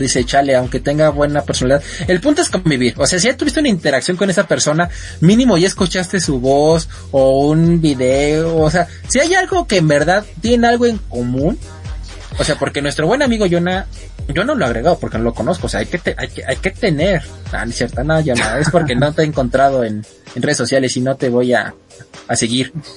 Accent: Mexico; somos mexicanos

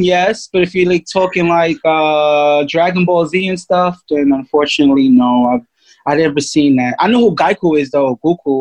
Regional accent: New York City, New York, United States; I grew up in New York, Brooklyn, to be exact

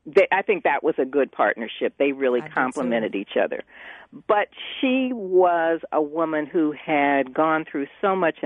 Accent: Indianapolis, Indiana, United States; also born or lived in Chicago, Illinois; I grew up in Indianapolis. I was born in Chicago, and we only lived there until I was 18 months old.

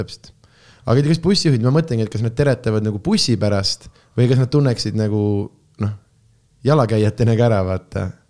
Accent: Tartu, Tartu County, Estonia; born or raised there

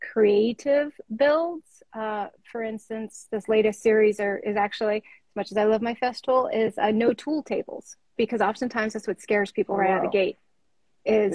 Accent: Alaska, United States; growing up in Alaska

